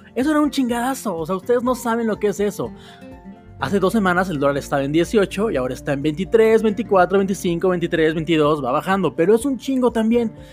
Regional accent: Mexico City, Mexico; soy de la Ciudad de México

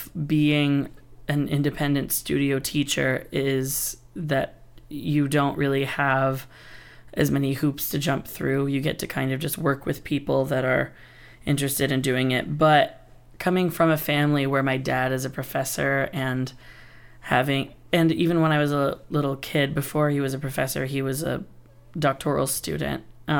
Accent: Appalachia, United States; We're from Appalachia, so we were a singing family, and we would go sing Southern gospel music at churches, camp meetings, nursing homes, stuff like that.

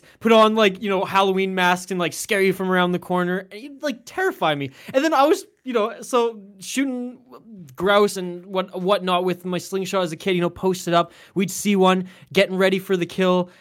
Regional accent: Canada; being Canadian

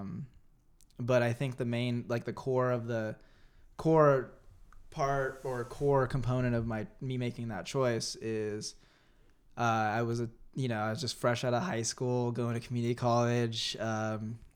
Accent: San Jose, California, United States; also born or lived in Santa Clara, California / Santa Cruz, California; mainly lived in San Jose

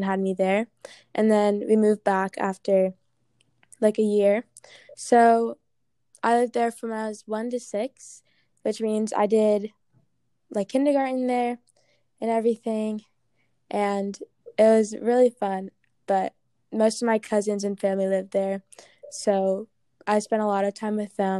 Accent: Mason, Ohio, United States; also born or lived in Baltimore / Pittsburgh / Ghana / Arkansas; But I was born in Baltimore and then lived in Pittsburgh and then lived in Ghana for 5 years. And then I moved to Arkansas and then I moved to Ohio. So I moved around a lot, but I spent most of my life in Mason and Ghana.

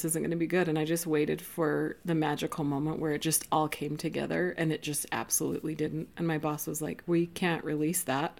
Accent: Roy, Utah, United States; And I grew up, I don't know, 20 miles north of here in Roy, Utah.

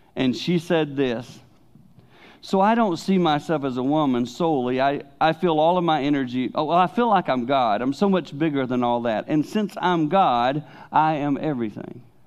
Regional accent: the Carolinas, United States; now in Holland, United States; as a boy growing up in the Carolinas in my teen years

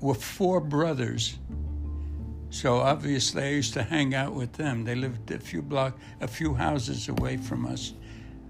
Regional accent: Brooklyn, New York, United States; I grew up in Brooklyn, Bensonhurst

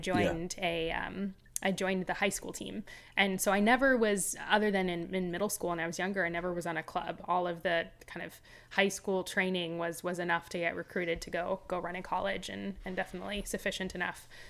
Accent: Los Angeles, California, United States; I grew up in Los Angeles

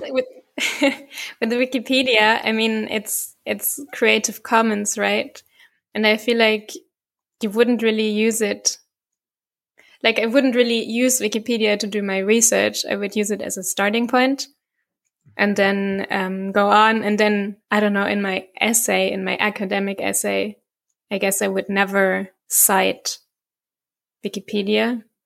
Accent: Bavaria, Germany; I'm from, from Bavaria

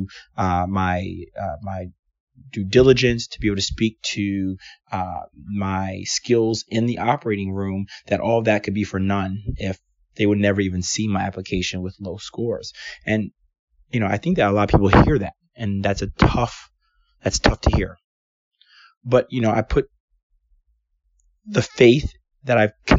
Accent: Washington, District of Columbia, United States; moved away as an adult; also born or lived in Atlanta, Georgia / Portland, Oregon; I'm from Washington, D.C. I went to Georgetown Day High School

